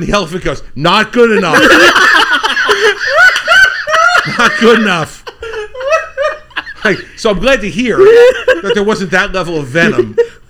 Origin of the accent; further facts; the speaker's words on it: New Jersey, United States; I'm from New Jersey